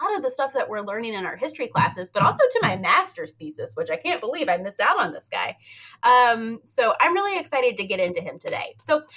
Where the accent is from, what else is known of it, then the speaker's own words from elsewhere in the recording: New Kent County, Virginia, United States; I grew up in a place called New Kent County, which is like super country